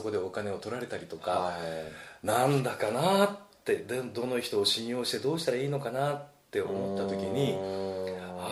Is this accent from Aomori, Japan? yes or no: no; Fukuoka, Japan; moved away as an adult; also born or lived in Tokyo; 地元は福岡なんですよね。